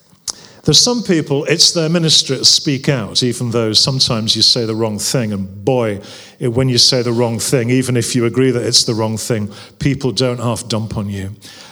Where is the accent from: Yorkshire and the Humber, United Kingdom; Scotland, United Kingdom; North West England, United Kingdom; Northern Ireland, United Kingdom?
North West England, United Kingdom; in particular around poverty, because I came from the Northwest